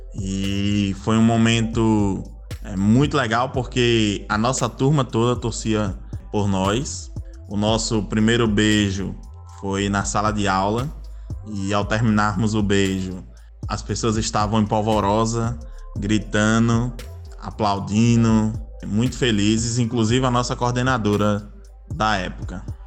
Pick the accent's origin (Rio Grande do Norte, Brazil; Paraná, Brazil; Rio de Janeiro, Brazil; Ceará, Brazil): Rio Grande do Norte, Brazil; Natal; eu nasci no Rio Grande do Norte, especificamente na cidade de Natal, a qual resido até hoje.